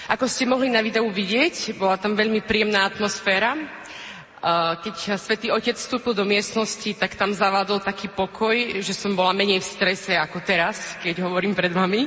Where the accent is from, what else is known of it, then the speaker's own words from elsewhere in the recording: Prešov, Prešov Region, Slovakia; also born or lived in Rome; pochádzam z Prešova, takže som vo svojom rodisku